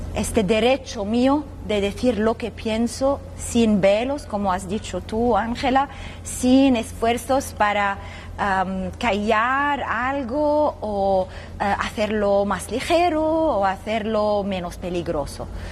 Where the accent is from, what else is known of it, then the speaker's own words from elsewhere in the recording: Lebanon; desde muy niña ah, había una guerra civil muy feroz en mi país, en el Líbano